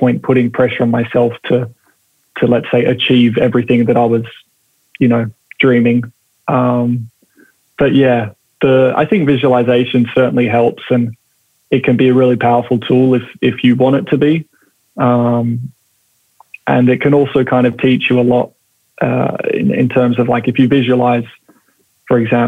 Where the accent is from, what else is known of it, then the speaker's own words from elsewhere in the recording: Perth, Western Australia, Australia; growing up, you know, in, I guess for me, it was Perth